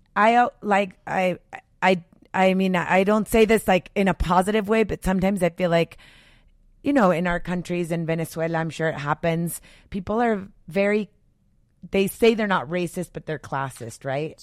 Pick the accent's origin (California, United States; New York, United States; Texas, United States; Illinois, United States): Texas, United States; El Paso; moved away as an adult; also born or lived in Tucson; growing up in El Paso, yes, there were more girls that looked like me